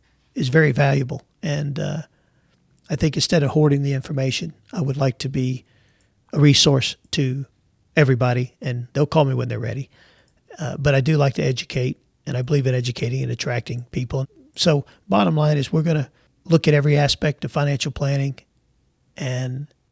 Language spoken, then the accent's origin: English; New York City, New York, United States; now in Jacksonville, United States; We came from New York City to Jacksonville, Texas, with three boxes to our name on Trailways bus.